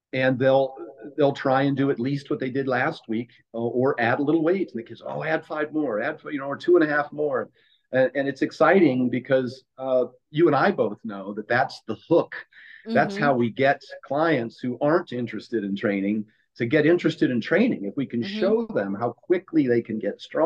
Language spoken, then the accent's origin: English; Oregon, United States; also born or lived in Pennsylvania; I was born and raised in Oregon